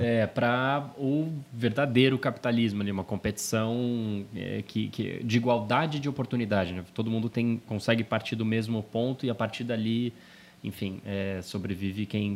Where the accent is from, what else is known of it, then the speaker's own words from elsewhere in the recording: São Paulo, Brazil; also born or lived in Brasília; falando como paulistano